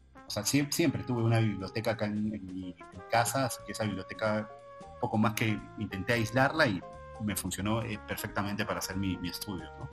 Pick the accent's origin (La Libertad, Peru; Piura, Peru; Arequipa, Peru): La Libertad, Peru; Trujillo; now in Lima, Peru; soy de Trujillo